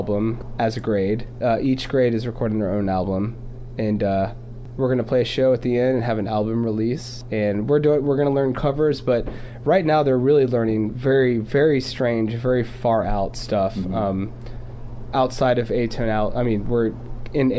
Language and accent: English; New Orleans, Louisiana, United States; I'm from New Orleans